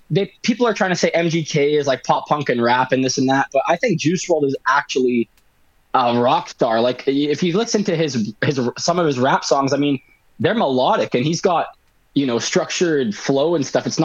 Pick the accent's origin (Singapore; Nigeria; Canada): Canada; Winnipeg, Manitoba; whatever you want to call me. Um, I'm 23. I'm from Winnipeg